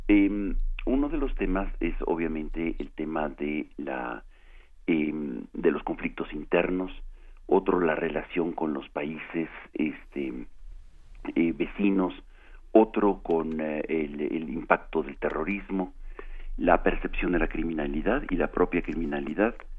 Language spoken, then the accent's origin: Spanish; Mexico; nosotros como mexicanos